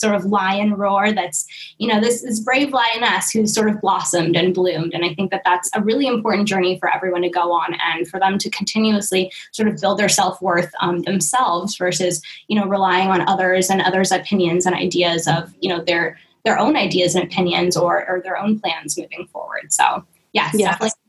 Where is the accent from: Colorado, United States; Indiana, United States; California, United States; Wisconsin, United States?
California, United States; Oakland; now in Hawaii, United States; because I came from East Oakland, California, and I was so involved in the movement out there, and after moving to Hawaii and being here for a year